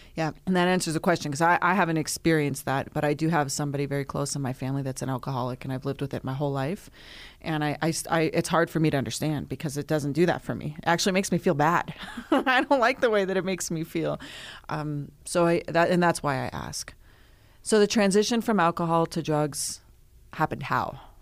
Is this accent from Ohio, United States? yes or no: no; Lyons, Colorado, United States; I'm from Lyons, Colorado, so it's a small town